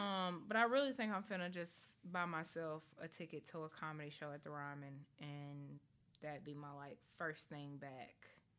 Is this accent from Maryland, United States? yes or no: no; Nashville, Tennessee, United States; I'm from here.